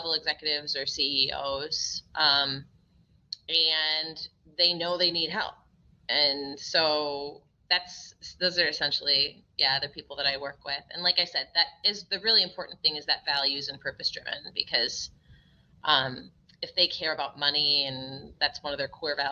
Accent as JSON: {"language": "English", "region": "Minnesota", "country": "United States", "tie": "born or raised there", "also_born_or_lived": "Massachusetts", "said": "I was born in Massachusetts, although I grew up in Minnesota"}